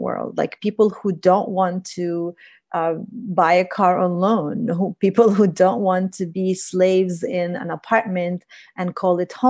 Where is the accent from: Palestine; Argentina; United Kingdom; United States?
Palestine; me being a Palestinian woman in Palestine